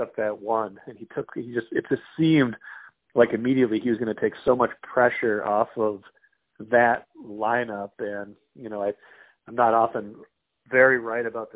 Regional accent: Grand Forks, North Dakota, United States; growing up in Grand Forks

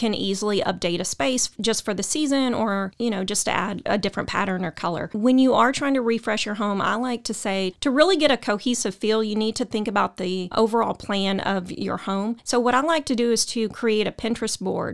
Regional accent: Waco, Texas, United States; I'm from Waco

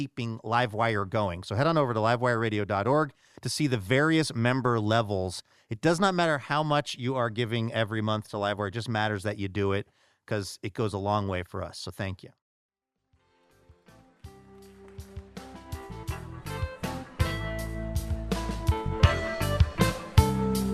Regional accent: the Northwest, Pacific Northwest, United States; I grew up in the Northwest

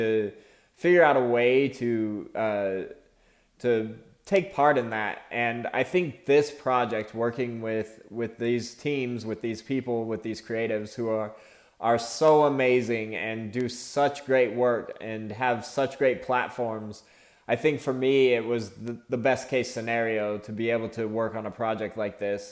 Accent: Phoenix, Arizona, United States; I'm an artist from Phoenix, Arizona.

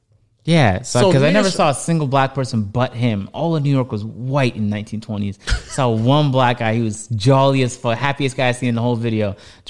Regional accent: Toronto, Ontario, Canada; the slight racism I experienced growing up in Toronto.

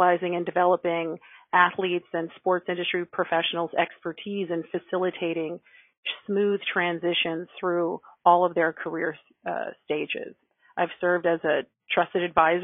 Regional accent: California, United States; moved away as an adult; also born or lived in Massachusetts; now in New York City, United States; I grew up in California

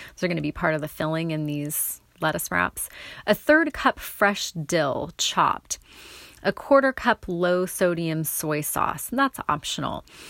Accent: North Bend, Oregon, United States; the South coast where I grew up near North Bend, Goose Bay

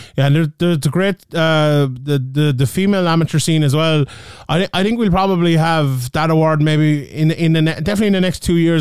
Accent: Ireland; as Irish people

